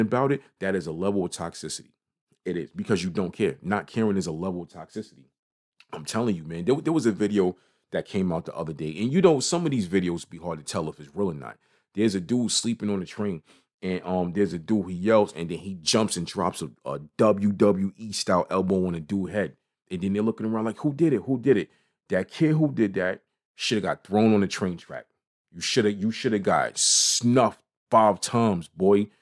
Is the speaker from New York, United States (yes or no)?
yes; New York City, New York, United States; I am from Brooklyn. I am from New York City.